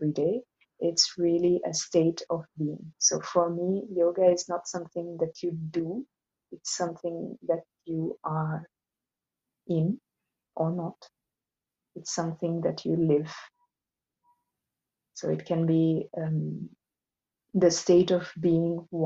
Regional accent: Assam, India; moved away as an adult; now in Switzerland; I'm from India. I was born in Assam, in the northeast of India, in a traditional Brahmin Hindu family

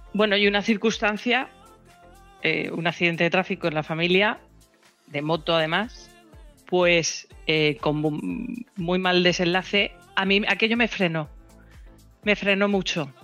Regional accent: Elda, Valencian Community, Spain; Estamos en Elda, somos de Elda

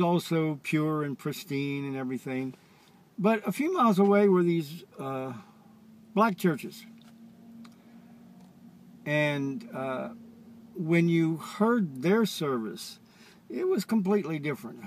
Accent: Charlotte, North Carolina, United States; I was raised in the Deep South, Charlotte, North Carolina, many years ago

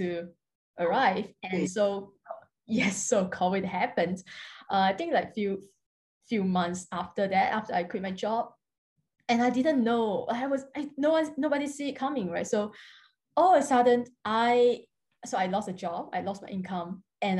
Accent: Singapore; I'm from Singapore. I'm currently living in Singapore at the moment

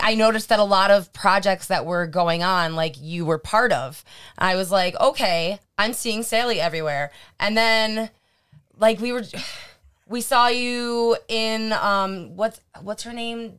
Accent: near Lockport, New York, United States; I grew up in New Fayetteville, which is like the next town over. So if we wanted to do anything, we had to go to Lockport

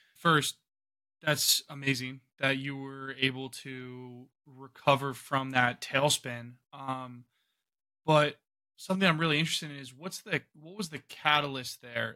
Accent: Ohio, United States; I'm from Ohio

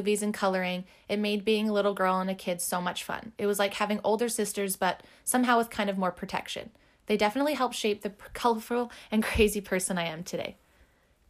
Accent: Port Alberni, British Columbia, Canada; I was born and raised on Vancouver Island, in December 1986 specifically, making me currently 34 years old. I started my little life in a tiny valley called Port Alberni

